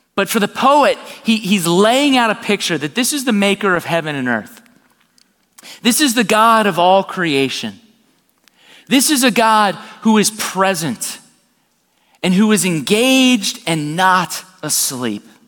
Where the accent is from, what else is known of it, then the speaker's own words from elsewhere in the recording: South Florida, United States; I'm born and raised in South Florida.